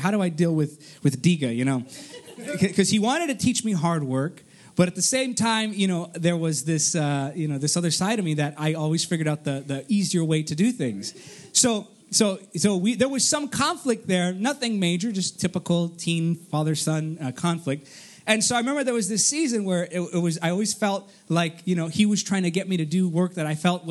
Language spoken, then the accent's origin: English; Artesia, California, United States; also born or lived in Downey, California / Cerritos, California; I was born in Artesia and then I moved to Downey